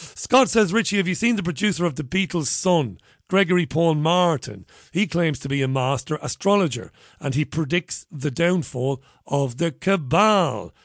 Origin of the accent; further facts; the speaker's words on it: Waterford, Munster, Ireland; moved away; growing up in Waterford, six, seven miles away from Tramore